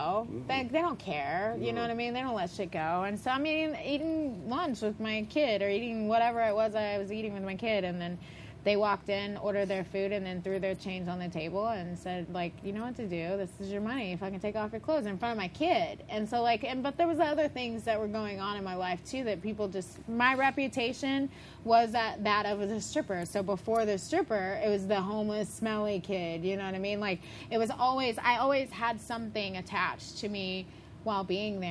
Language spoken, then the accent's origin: English; Dallas, Texas, United States; moved away as an adult; also born or lived in Fort Worth, Texas; I'm from Dallas